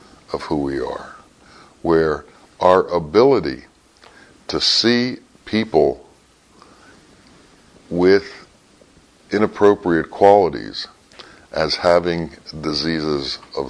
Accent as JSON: {"language": "English", "country": "United States", "said": "I told him I was from America"}